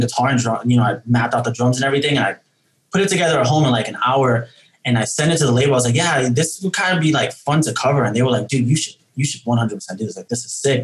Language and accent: English; New York City, New York, United States; we're all from New York City. Um, we don't all live in New York City right now. Uh